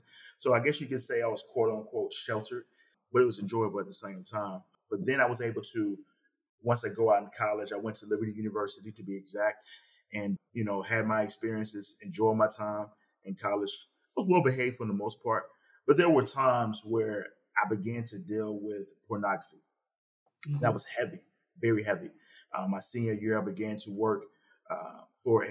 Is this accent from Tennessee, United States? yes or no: no; Salisbury, North Carolina, United States; I'm actually from Salisbury, North Carolina. And for me, I grew up in the church.